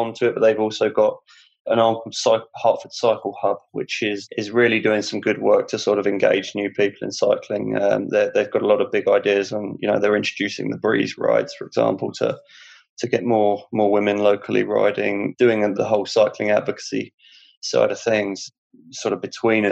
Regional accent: Hertford, East of England, United Kingdom; my hometown

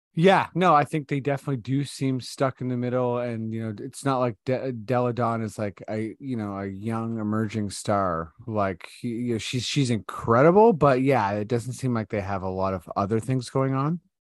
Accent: Toronto, Ontario, Canada; I'm from Toronto

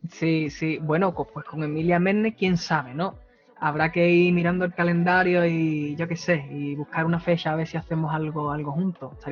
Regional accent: Valencia, Valencian Community, Spain; Soy de Valencia.

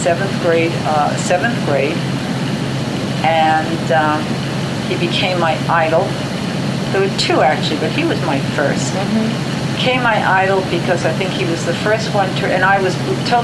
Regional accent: New York City, New York, United States; I grew up in the Bronx.

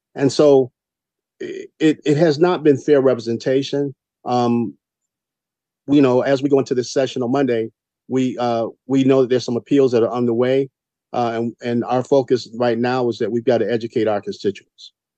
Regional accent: Savannah, Georgia, United States; I'm from Savannah, Georgia, i.e. Chatham County, and we live in Chocolate City.

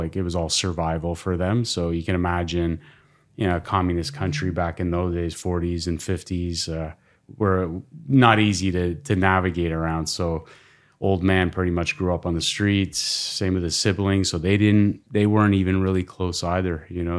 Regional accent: Toronto, Ontario, Canada; born there; I was born here in Toronto.

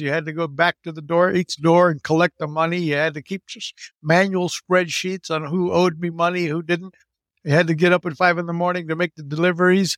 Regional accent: Puerto Rico; also born or lived in Texas; growing up in Puerto Rico, I went to American private schools

